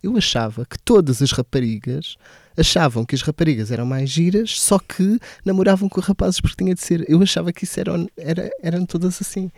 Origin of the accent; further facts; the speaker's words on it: Portalegre, Alentejo, Portugal; moved away; also born or lived in Santarém; cresci em Porto Alegre. Toda a minha experiência de, até a adolescência foi passada em Porto Alegre.